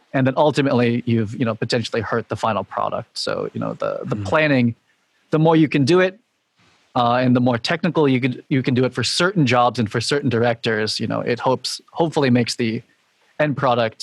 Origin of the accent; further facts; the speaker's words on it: Boston, Massachusetts, United States; also born or lived in New York City; now in Boston, United States; I moved back to like kind of my hometown in Boston, you know, where my extended family is